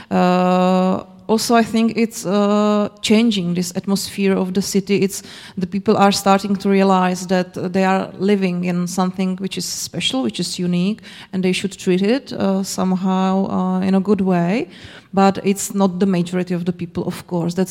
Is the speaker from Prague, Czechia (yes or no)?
no; Zlín, Zlín Region, Czechia; moved away; I'm from Zlin. And uh, I, I still have this feeling, and I don't live here anymore.